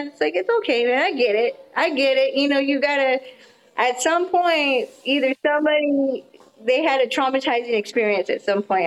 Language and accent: English; Austin and El Paso, Texas, United States; moved away as an adult; now in Denton, United States; I'm from Austin and El Paso. every city I lived in has been like a, a very humongous city